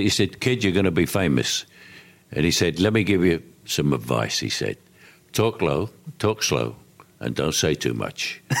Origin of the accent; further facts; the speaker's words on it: London, United Kingdom; accent: Cockney; I came from the Elephant and Castle.